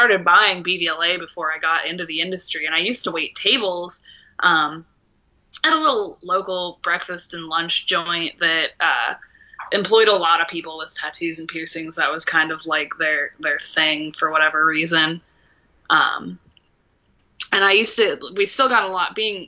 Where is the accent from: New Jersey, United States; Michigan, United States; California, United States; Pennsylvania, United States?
Pennsylvania, United States; Boiling Springs; moved away; I grew up in Carlisle, PA, actually Boiling Springs, which is neighboring Carlisle, but it's so small there's not even a single stoplight in the whole town